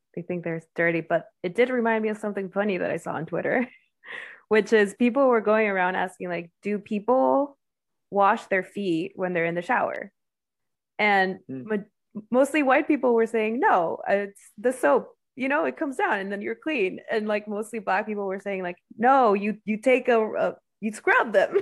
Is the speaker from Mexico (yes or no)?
yes; Mexico; now in United States; I grew up in Mexico, it's very homogenous or homogeneous